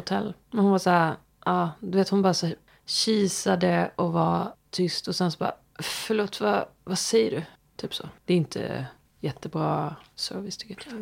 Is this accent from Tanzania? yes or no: no; Småland, Sweden; vi var från Småland. Nej. Fast han kanske gissade, för att jag avslöjar ju min dialekt